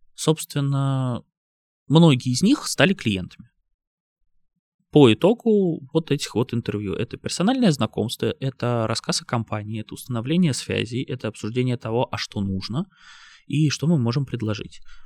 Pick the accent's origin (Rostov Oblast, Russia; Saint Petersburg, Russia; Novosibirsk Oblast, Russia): Saint Petersburg, Russia; Это мой родной город. Это место, в котором я родился, вырос